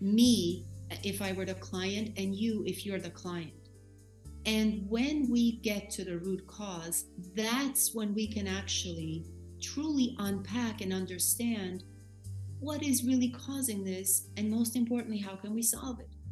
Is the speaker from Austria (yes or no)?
yes; Austria; moved away as an adult; now in New York, United States; I am in New York, but um, I was born and raised in Austria. I came to this country when I was 21 years old